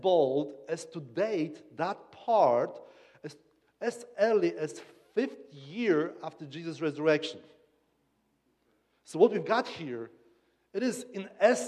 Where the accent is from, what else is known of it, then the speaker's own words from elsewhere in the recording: Kraków, Lesser Poland, Poland; accent: Polish; English is a second language; I come from Kraków